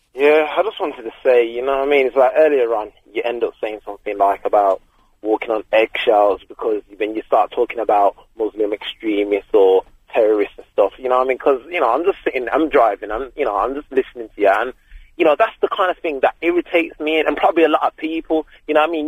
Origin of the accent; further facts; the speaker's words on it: Birmingham, West Midlands, United Kingdom; I'm from Birmingham myself.